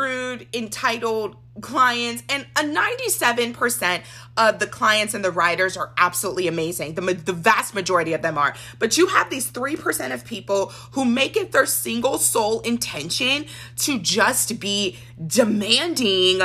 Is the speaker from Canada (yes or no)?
no; Nigeria; as a Nigerian